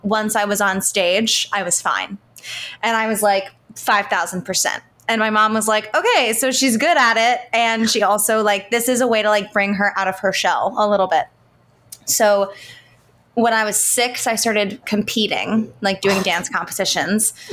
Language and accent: English; Baltimore, Maryland, United States; I'm from Baltimore, Maryland